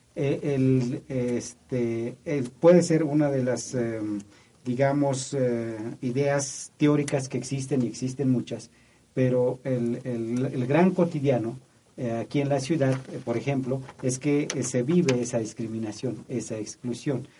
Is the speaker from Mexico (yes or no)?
yes; Mexico; como mexicanos